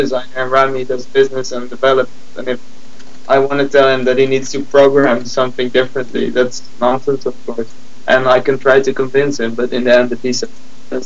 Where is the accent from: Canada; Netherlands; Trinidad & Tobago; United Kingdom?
Netherlands; Gouda, South Holland; I was born in Gouda